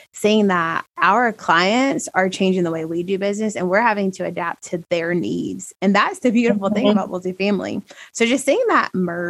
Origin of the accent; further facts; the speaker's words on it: Alabama, United States; born and raised in Alabama